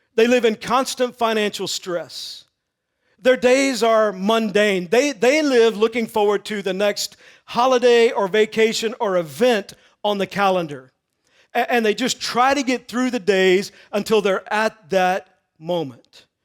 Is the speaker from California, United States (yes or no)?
no; Texas, United States; I grew up in Texas